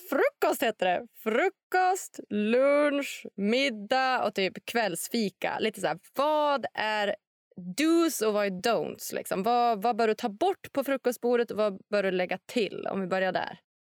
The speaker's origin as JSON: {"language": "Swedish", "country": "Sweden", "said": "om jag som svensk"}